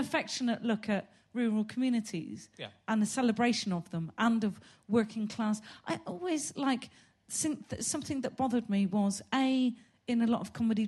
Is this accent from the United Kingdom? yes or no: yes; Gloucester, South West England, United Kingdom; I'm from Gloucester